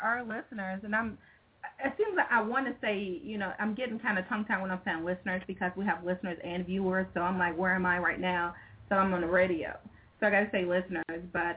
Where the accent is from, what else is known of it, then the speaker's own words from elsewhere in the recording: Chicago, Illinois, United States; I'm from Chicago.